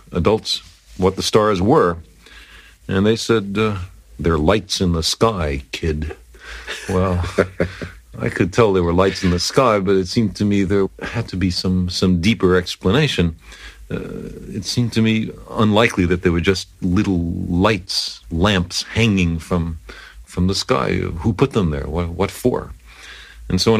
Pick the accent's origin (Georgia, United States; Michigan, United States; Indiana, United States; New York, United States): New York, United States; New York City; moved away; also born or lived in Ithaca, New York / California; I was born in Brooklyn, New York